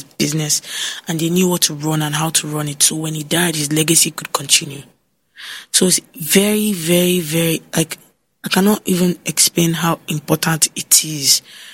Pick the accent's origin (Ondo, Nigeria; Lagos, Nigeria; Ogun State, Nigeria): Ondo, Nigeria; I'm from Ondo State